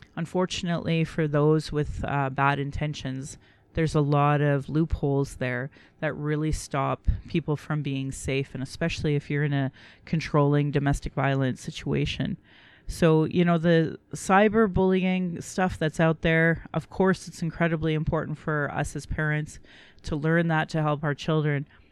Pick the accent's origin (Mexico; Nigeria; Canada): Canada; Calgary, Alberta; I was born in Calgary